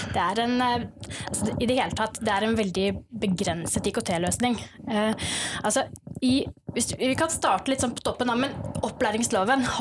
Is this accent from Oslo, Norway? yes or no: yes; Oslo, Norway; also born or lived in Stord; Og så er jeg egentlig født her på Vestlandet, på Stord, men jeg har vokst opp i Oslo.